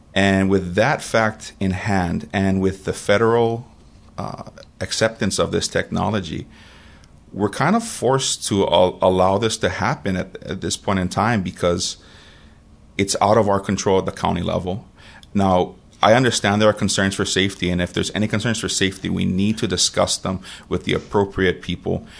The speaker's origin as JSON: {"language": "English", "town": "Kailua", "region": "Hawaii", "country": "United States", "tie": "born or raised there", "also_born_or_lived": "Oregon", "moved": "as an adult", "lives_now": "Puna, Hawaii, United States", "said": "I'm from Kailua Oahu originally, born and raised."}